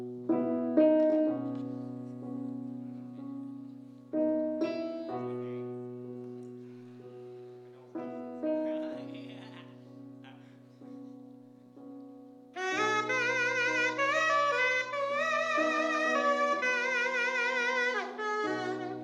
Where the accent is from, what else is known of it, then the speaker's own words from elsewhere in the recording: Tennessee, United States; accent: Southern; moved away; I was born in a state called Tennessee. I grew up there, raised there, went to church there.